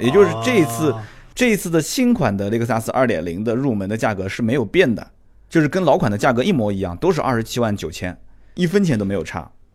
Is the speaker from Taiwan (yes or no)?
no; China; 就是我们大陆这边也是一样的嘛